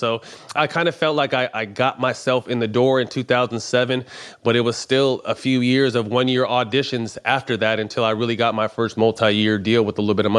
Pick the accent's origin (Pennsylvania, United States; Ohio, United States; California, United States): California, United States; Sacramento; I jumped to Sacramento. I'm just like, shit, this is a good team, my hometown.